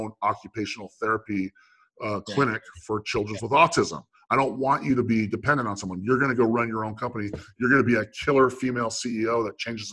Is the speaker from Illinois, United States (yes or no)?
no; Meridian, Idaho, United States; also born or lived in Santa Clara, California; I lived in Meridian, Idaho, suburb of Boise, Idaho, okay? And that's where Hewlett Packard built all of their laser printers at the time. And so that's why we moved there from Santa Clara